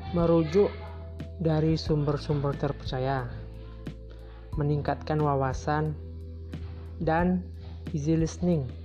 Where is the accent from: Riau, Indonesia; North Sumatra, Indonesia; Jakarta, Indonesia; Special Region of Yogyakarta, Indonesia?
Riau, Indonesia; Indragiri Hulu; Saya berasal dari Riau, tepatnya di Kabupaten Indragiri Hulu.